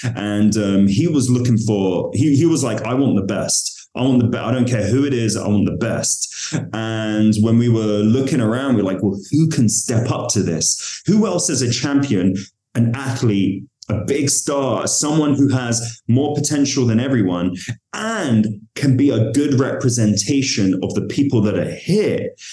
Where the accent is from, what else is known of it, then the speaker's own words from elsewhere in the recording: London, United Kingdom; I'm from London